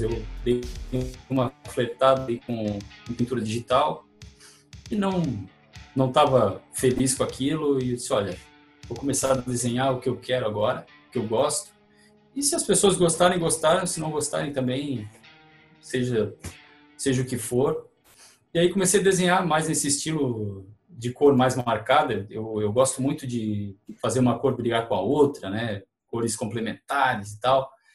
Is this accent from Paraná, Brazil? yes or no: no; Pedras Grandes, Santa Catarina, Brazil; now in Tubarão, Brazil; eu nasci em Tubarão, mas eu sou de Pedras Grandes